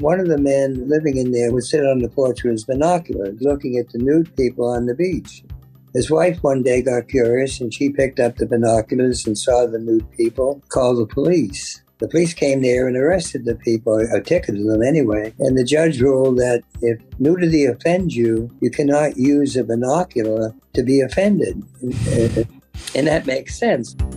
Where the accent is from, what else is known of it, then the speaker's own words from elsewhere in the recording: Boston, Massachusetts, United States; a young kid growing up in Boston in the 30s